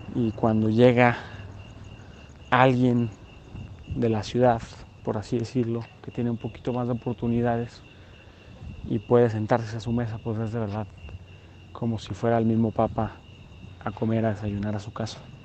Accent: Mexico; nosotros como mexicanos

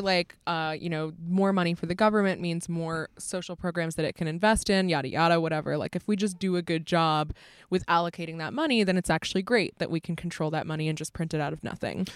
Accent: United States; As an American

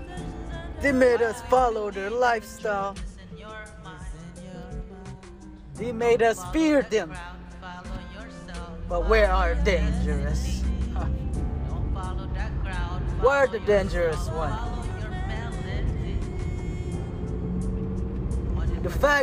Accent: Panglao, Central Visayas, Philippines; now in United States; I was born in Panglao Buhol, where the Eskaya tribe is

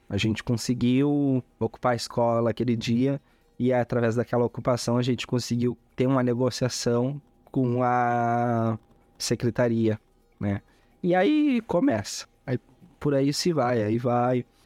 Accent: Eldorado do Sul, Rio Grande do Sul, Brazil; also born or lived in Belém, Pará / Uruguaiana; vim de Belém do Pará muito cedo, é, fui. Logo em seguida a gente foi morar em Uruguaiana e minha família residiu em Uruguaiana durante um ano, dois anos ali. Eu tinha quatro a seis a cinco anos e meio, seis anos, a qual eu venho transferir. Acaba, acabamos de mudança, né? Viemos morar em na região metropolitana de Porto Alegre, Eldorado do Sul

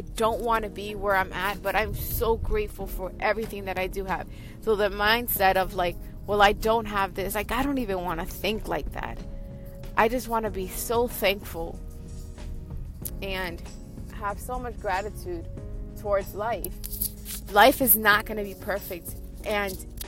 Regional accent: New York, United States; I'm from New York, Queens

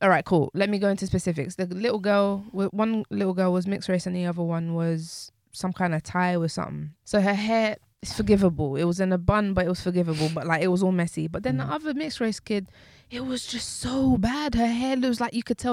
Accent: London, United Kingdom; I'm a Londoner.

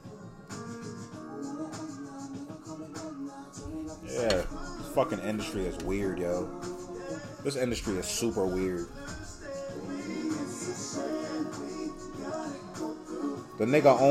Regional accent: New York City, New York, United States; I'm from Bushwick. I'm from that part of Brooklyn. I'm from the Bed-Stuy Bushwick area.

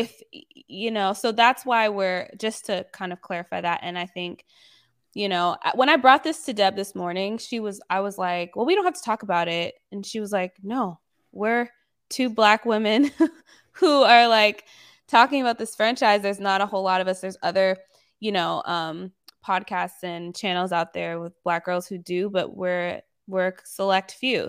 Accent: the South, United States; I was raised mainly in the South

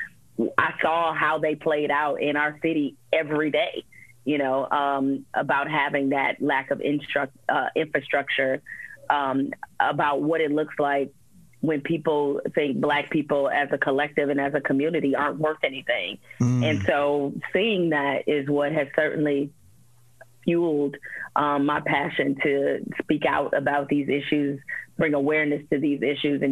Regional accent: Detroit, Michigan, United States; when I was growing up in Detroit, you know, on the West Side

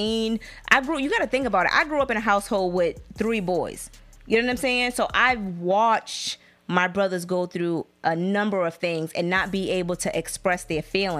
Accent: the South, United States; we're from the South.

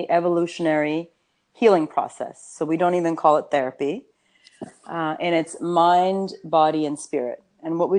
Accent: United States; first language Urdu; English is a second language; I grew up in the United States

